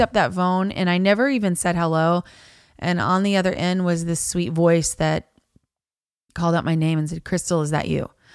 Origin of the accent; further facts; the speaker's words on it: Niceville, Florida, United States; I grew up in Niceville